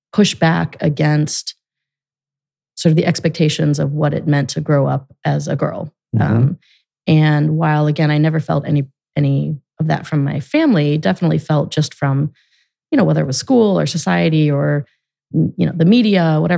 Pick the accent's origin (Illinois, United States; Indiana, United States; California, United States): Illinois, United States; Gurnee; moved away as an adult; also born or lived in Grayslake, Illinois; now in Columbus, United States; I grew up in Grays Lake and Gurnee, Illinois, northern suburbs of Chicago.